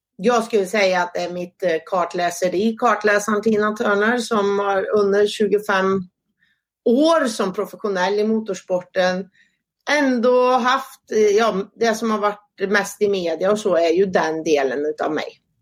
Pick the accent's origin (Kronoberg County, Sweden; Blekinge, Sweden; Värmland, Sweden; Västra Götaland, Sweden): Värmland, Sweden; Säffle; also born or lived in Karlstad; jag är född och uppvuxen i Säffle kommun, bott större delen av min uppväxt ute på Värmlandsnäs